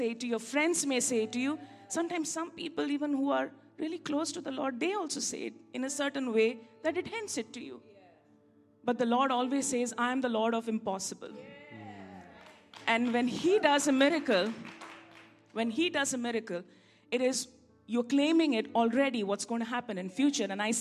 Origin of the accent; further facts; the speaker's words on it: India; I'm an Indian after all